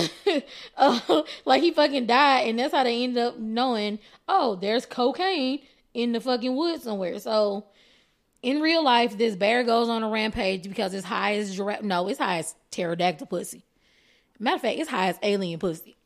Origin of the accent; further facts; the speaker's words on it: Texas, United States; I am Texan